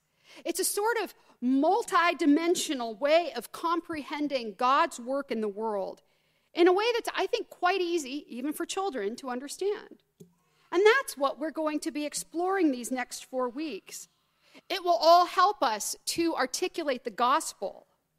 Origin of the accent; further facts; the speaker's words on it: Southern United States, United States; So, I'll begin with a little story about growing up in the Deep South, which you cannot tell from the way I talk. But my mother's family is all Southern.